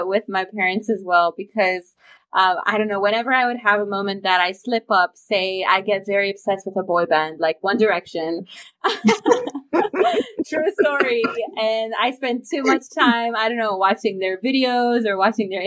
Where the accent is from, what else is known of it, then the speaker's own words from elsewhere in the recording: Bucharest, Romania; English is a second language; moved away as an adult; also born or lived in Changshu, China / Bennington, Vermont, United States; I grew up in Romania. As I grew up in Bucharest.